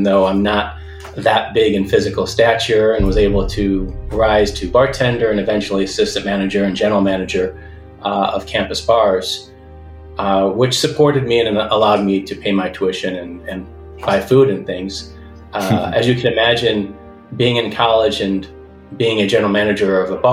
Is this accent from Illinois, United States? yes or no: yes; Chicago, Illinois, United States; also born or lived in Cleveland, Ohio; I grew up in the Chicago area.